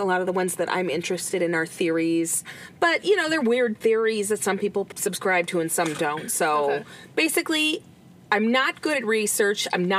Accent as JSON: {"language": "English", "country": "United States", "said": "But I'm American."}